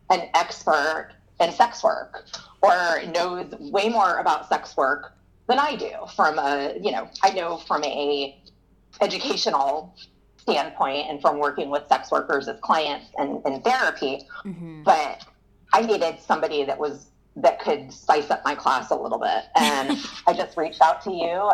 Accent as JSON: {"language": "English", "region": "Florida", "country": "United States", "tie": "born or raised there", "said": "I'm from Florida. I've been here my whole entire life"}